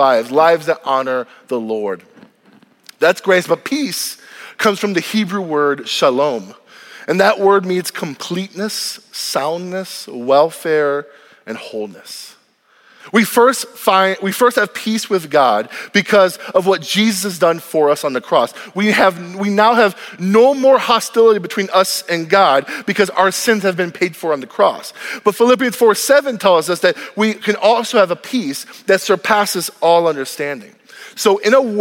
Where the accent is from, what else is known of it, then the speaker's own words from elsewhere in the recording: United States; I am grateful to be an American. My mom and dad left Cuba, they left socialism to have a better life in this country. And the moment I was born on this land